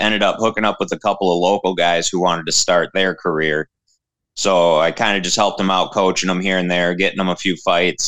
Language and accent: English; Lancaster, Wisconsin, United States; I'm from Lancaster, Wisconsin, a small town of about 4,000 people